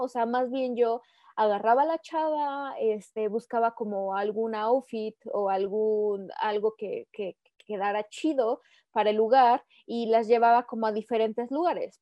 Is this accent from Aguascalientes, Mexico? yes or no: yes; Aguascalientes, Mexico; soy originaria de Aguascalientes, aquí he vivido toda mi vida.